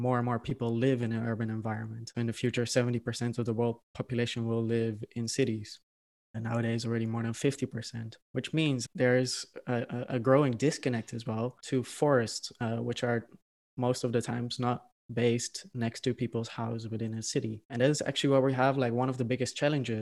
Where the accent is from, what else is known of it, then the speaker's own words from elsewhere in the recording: Netherlands; I'm originally from the Netherlands